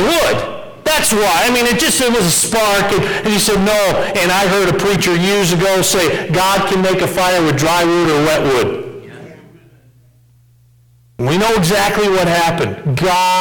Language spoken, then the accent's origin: English; Westfield, Massachusetts, United States; moved away; I grew up in Westfield, Massachusetts